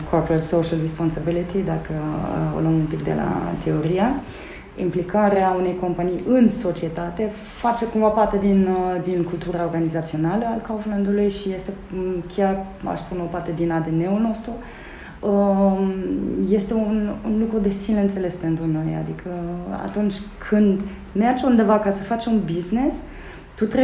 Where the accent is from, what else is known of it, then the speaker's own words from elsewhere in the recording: Germany; Romanian is a second language; now in Romania; Eu sunt uh, născută și crescută în Germania, cu părinții nemți, uh, nu avem nicio legătură de rude cu, cu România.